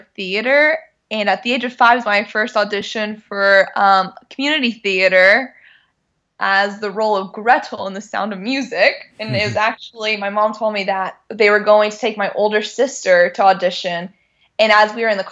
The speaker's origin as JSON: {"language": "English", "town": "Sealy", "region": "Texas", "country": "United States", "moved": "as an adult", "lives_now": "Los Angeles, United States", "said": "Originally, I am from a small town in Texas called Sealy."}